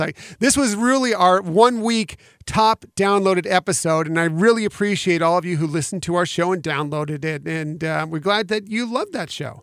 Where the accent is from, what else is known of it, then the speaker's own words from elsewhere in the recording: West Coast, United States; moved away; I came from the West Coast, so I grew up going to Disneyland